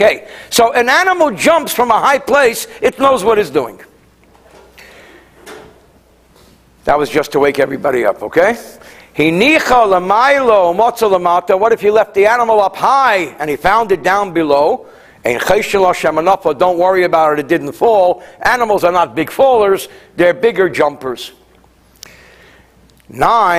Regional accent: New Jersey, United States; also born or lived in France; I come from New Jersey

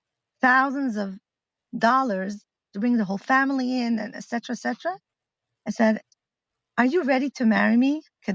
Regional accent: Milan, Lombardy, Italy; English is a second language; now in Israel; Uh-huh. My parents are shlichas in Milan. And I grew up in Shlichus

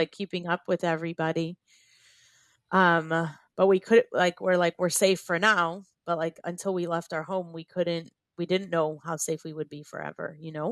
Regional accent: Shuva, Southern District, Israel; we're from a little Moshav called Shuva

